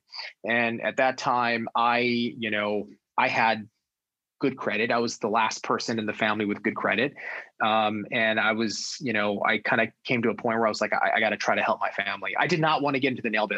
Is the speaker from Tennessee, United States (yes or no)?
no; Los Angeles, California, United States; also born or lived in New York; I was born and raised in Southern California, Los Angeles